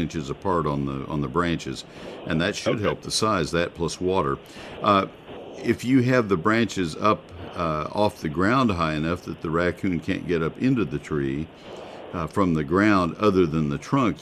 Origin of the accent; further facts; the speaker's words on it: College Station, Texas, United States; also born or lived in McKinney, Texas; having grown up in College Station